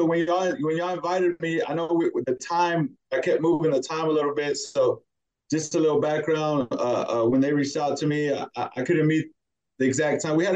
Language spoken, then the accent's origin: English; Dallas, Texas, United States; I was born in Dallas, Texas.